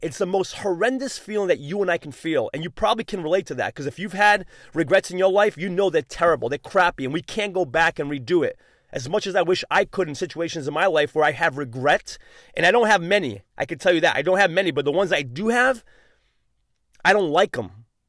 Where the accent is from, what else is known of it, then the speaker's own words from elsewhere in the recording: New England, United States; I'm from New England